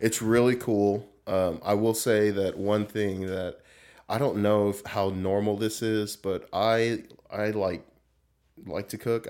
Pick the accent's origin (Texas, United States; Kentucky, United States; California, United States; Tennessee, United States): California, United States; Southern; moved away as an adult; I grew up in Southern California.